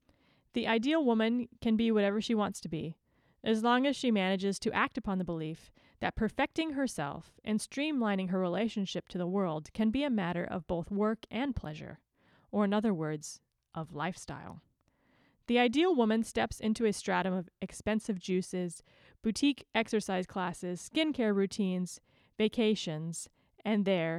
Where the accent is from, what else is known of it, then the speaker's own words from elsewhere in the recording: California, United States; is knowing that I was born and raised and have lived my whole life in like the same 2 mile radius. So born and raised in Orange County